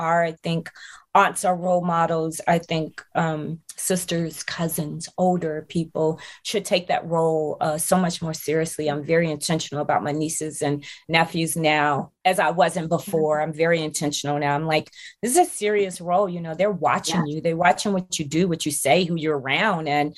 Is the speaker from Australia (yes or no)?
no; Chicago, Illinois, United States; Growing up in Chicago, I'm from Chicago, inner city.